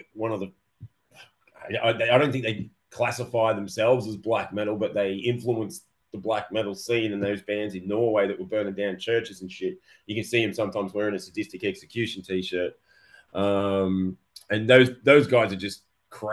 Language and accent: English; Melbourne, Victoria, Australia; when we were growing up in Melbourne here